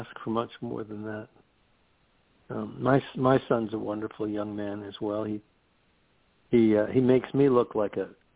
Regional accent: New York, United States; I'm a New Yorker, okay? I grew up in New York

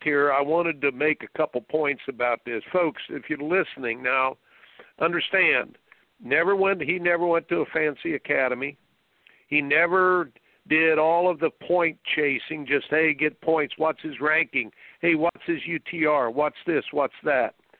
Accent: Indiana, United States; I grew up in Indiana

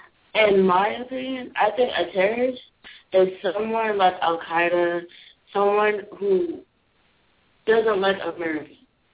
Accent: United States

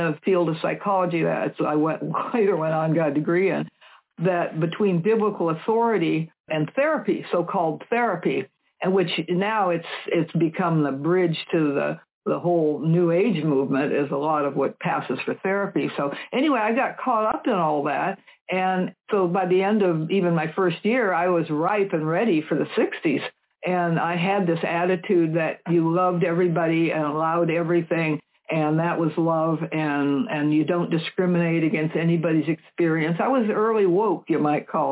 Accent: Seattle, Washington, United States; I was raised up in West Seattle back in the 40s and 50s

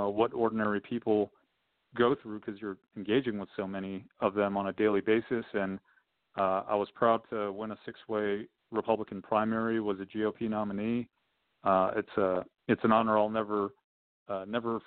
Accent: Southern California, United States; I was born and raised in Southern California.

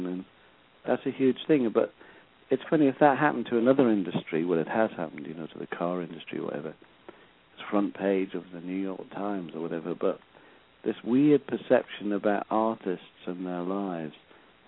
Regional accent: Sunderland, North East England, United Kingdom; my hometown, you know, team and the boys, you know, Sunderland boys

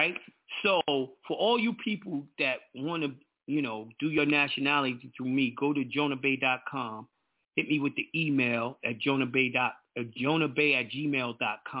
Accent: New York, United States; I'm a New Yorker

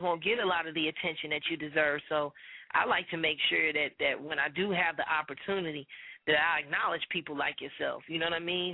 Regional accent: Chicago, Illinois, United States; moved away; my hometown in Chicago

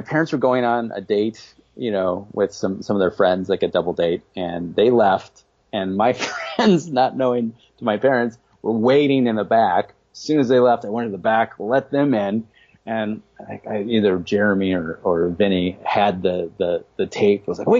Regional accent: Midwest, United States; I grew up in the Midwest.

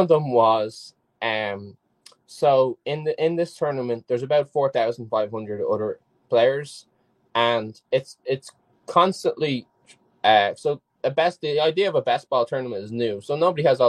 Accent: Ireland; I played football, soccer when I was younger in Ireland, which is obviously where I'm from

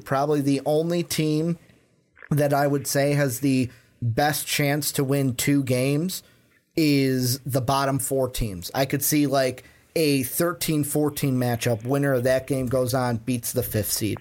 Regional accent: Midwest, United States; we're from the Midwest

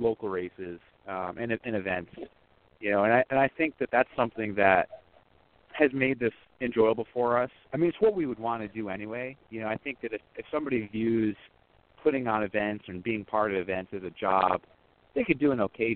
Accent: Binghamton, New York, United States; moved away as an adult; also born or lived in Syracuse, New York; now in Central Pennsylvania, United States; growing up in Binghamton, we came down to Pennsylvania for races fairly frequently

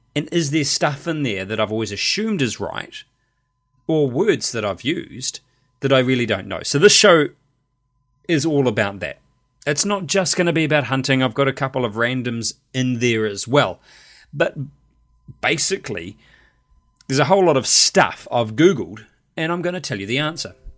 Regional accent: New Zealand; Me as a New Zealander

